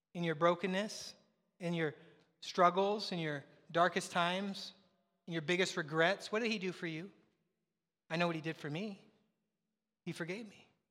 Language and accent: English; the Northwest, Pacific Northwest, United States; moved away; I'm from the Northwest